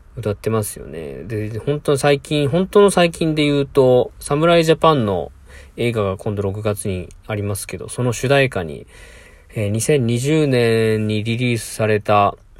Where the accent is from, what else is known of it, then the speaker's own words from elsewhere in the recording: Mie, Japan; 地元三重県